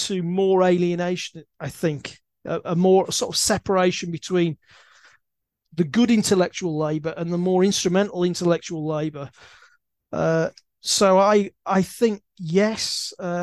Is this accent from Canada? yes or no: no; Leeds, Yorkshire and the Humber, United Kingdom; I used to pass this university because I come from Leeds